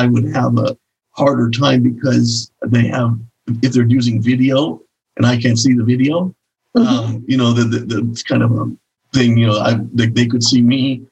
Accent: Oregon, United States; also born or lived in California / Connecticut; I've lived basically all since I was 5 years old. I've lived here in Oregon

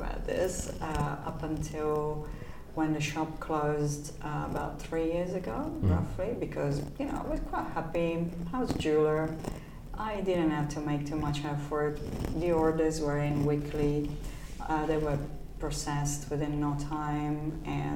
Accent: Turin, Piedmont, Italy; moved away as an adult; my hometown is Turin, which is a beautiful town

